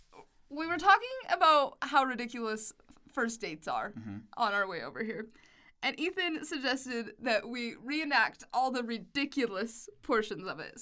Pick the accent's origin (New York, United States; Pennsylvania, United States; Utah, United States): Utah, United States; West Jordan; It's called West Jordan.